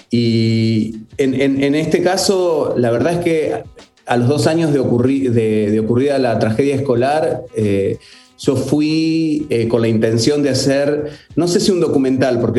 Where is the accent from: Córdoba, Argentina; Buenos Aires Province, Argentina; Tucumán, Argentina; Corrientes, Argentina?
Buenos Aires Province, Argentina; Carmen de Patagones; Sí, sí, soy nacido y, y criado allí, en Carmen de Patagones.